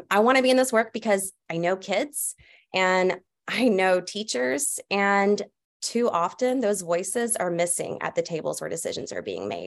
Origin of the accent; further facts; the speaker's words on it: Atlanta, Georgia, United States; I was born and raised in Atlanta, Georgia